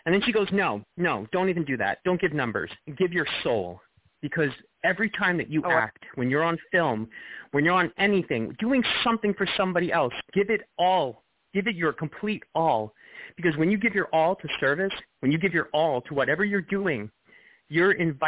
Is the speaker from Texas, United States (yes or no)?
no; Long Island, New York, United States; I grew up in Long Island.